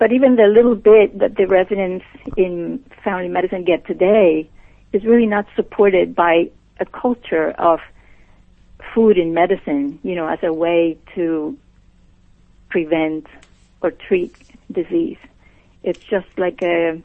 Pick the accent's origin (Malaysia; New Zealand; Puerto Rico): Puerto Rico; moved away; I was born and raised and educated in Puerto Rico